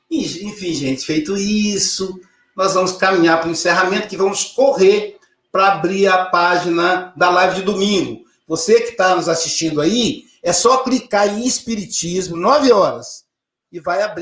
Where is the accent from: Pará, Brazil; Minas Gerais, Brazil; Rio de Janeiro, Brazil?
Minas Gerais, Brazil; Muriaé; Eu sou de Mulheré, querida. 30 quilômetros aí da sua cidade.